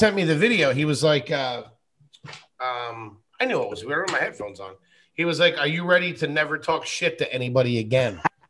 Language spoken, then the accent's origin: English; Wilkes-Barre, Pennsylvania, United States; now in New York, United States; I was born in Wilkes-Barre. It happened in, I think, a place called Plains, but I could be wrong. But I know it was close to Scranton and close to Wilkes-Barre.